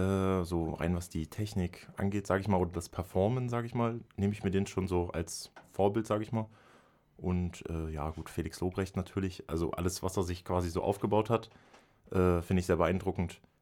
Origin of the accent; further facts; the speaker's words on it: Schwarzheide, Brandenburg, Germany; now in Dresden, Germany; Also ursprünglich komme ich aus Brandenburg, aus Schwarzheide. Ähm, bin dann wegen meiner Ausbildung nach Dresden gezogen.